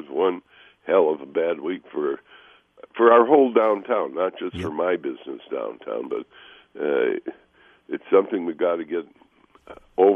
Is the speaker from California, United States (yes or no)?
no; Chicago, Illinois, United States; now in Minnesota, United States; I grew up in the Chicago suburbs